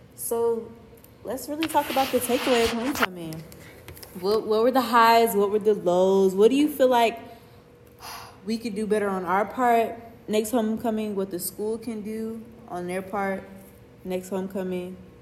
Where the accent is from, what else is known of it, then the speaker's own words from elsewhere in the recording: Atlanta, Georgia, United States; I am a first year computer science major hailing from Atlanta, Georgia